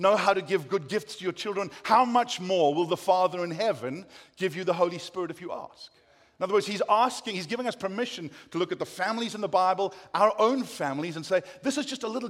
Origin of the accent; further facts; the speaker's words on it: South Africa; accent: South African; moved away as an adult; now in United States; I've kept my South African accent